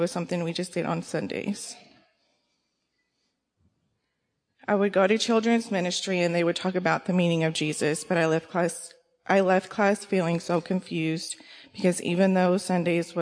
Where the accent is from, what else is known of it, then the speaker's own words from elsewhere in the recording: Kaufman, Texas, United States; I was born and raised in Texas, raised by both my parents in a small town called Kaufman